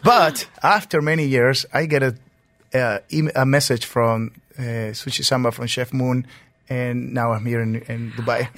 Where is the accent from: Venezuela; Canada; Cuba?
Venezuela; Mérida; moved away as an adult; also born or lived in Lima, Peru; now in New York, United States; I'm born and raised in Venezuela, Merida